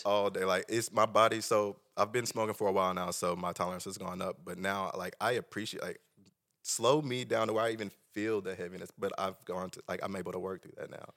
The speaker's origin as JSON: {"language": "English", "town": "Tulsa", "region": "Oklahoma", "country": "United States", "tie": "born or raised there", "said": "Tulsa Union. I'm originally from Tulsa."}